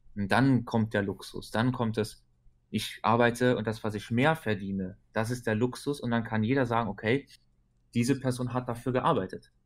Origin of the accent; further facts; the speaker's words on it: Luxembourg; bei uns in Luxemburg